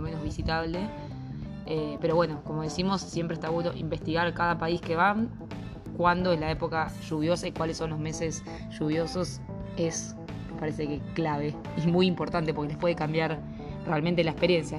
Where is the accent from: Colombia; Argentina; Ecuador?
Argentina; en nuestro lugar como argentinos